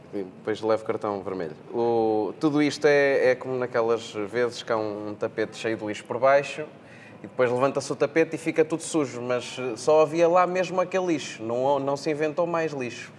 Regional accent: Portugal

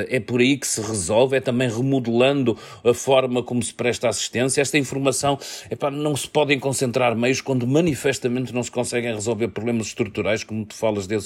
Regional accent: Porto, Norte, Portugal; eu como portuense

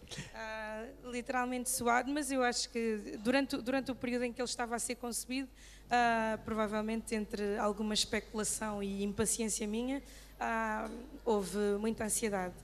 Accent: Mozambique; now in Portugal; poder voltar para Moçambique e poder ajudar o meu país a reconstruir-se

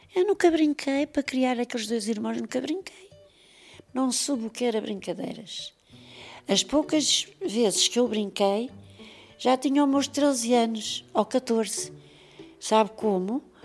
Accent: Lisbon, Portugal; Eu nasci na Travessa de Vintes, é aí que eu nasci. Saí de lá com seis anos. Vim para a Calçada dos Cavaleiros abaixo, até que morei ali muitos anos na Calçada dos Cavaleiros

